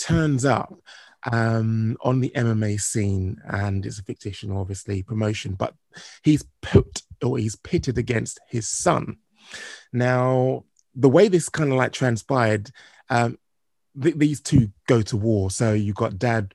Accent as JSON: {"language": "English", "country": "United Kingdom", "said": "as a Brit"}